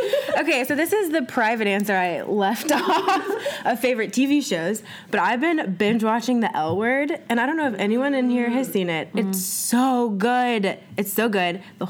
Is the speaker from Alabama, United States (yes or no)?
yes; Montgomery, Alabama, United States; moved away; I'm from Alabama